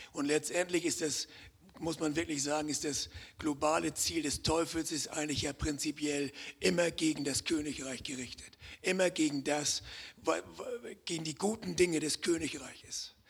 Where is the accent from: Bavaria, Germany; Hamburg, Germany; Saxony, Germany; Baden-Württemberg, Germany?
Hamburg, Germany; moved away as an adult; now in Konstanz, Germany; ich komme ja aus dem Norden, ich bin ja Hamburger, vielleicht hören das einige auch am, am Akzent